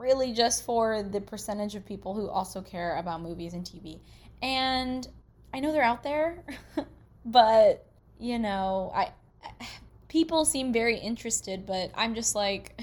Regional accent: Anchorage, Alaska, United States; I grew up in Anchorage, Alaska.

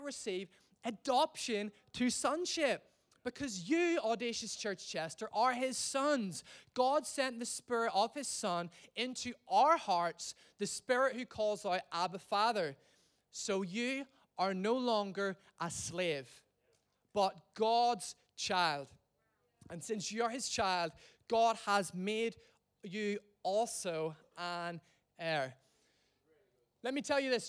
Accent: Ireland; now in England, United Kingdom; I'm from Ireland.

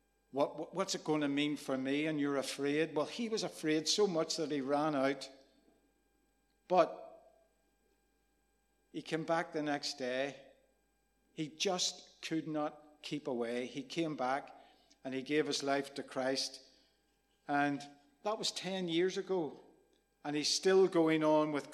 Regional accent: Rathcoole, Northern Ireland, United Kingdom; I was growing up in Rathcoole, there was two tribes.

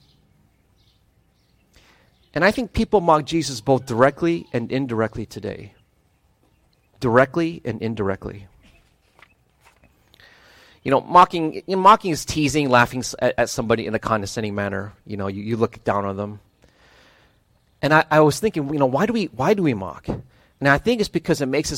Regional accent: Midwest, United States; moved away; also born or lived in Ohio / Wisconsin / Michigan; I grew up in the Midwest. I spent most of my time in Ohio and Wisconsin, some short stints in Michigan

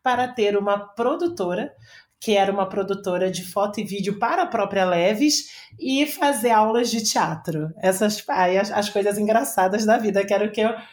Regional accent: Rio de Janeiro, Brazil; eu sou uma, é, uma menina do Rio, sou carioca, e estudei durante muito tempo no Rio

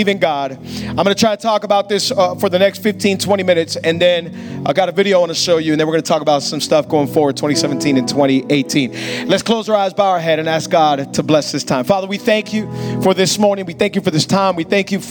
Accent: Hialeah, Florida, United States; I was born and raised in Hialeah.

